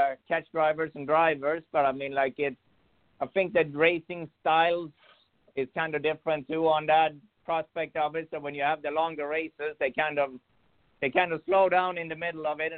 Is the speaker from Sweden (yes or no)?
yes; Sweden; now in United States; I'm originally from Sweden. I've been here about 27 years now